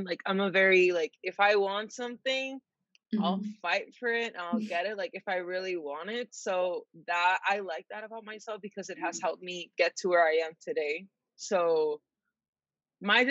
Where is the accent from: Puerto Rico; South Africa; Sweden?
Puerto Rico; San Juan; moved away as an adult; now in United States; I'm from San Juan, Puerto Rico